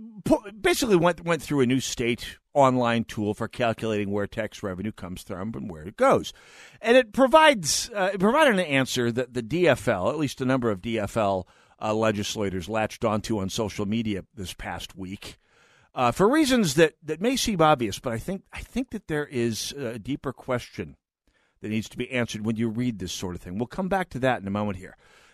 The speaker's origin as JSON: {"language": "English", "region": "North Dakota", "country": "United States", "moved": "yes", "lives_now": "Twin Cities, United States", "said": "I'm from North Dakota."}